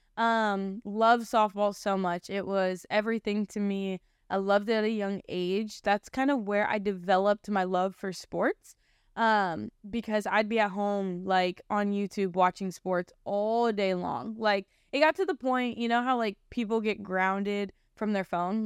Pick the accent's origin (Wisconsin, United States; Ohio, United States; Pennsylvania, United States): Ohio, United States; Canton; I was born January third of two thousand one, um, in Canton, Ohio. So I grew up in Ohio.